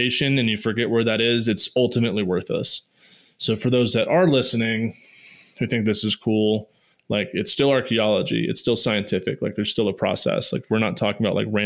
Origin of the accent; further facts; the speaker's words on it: Manassas, Virginia, United States; I grew up outside of Manassas Battlefield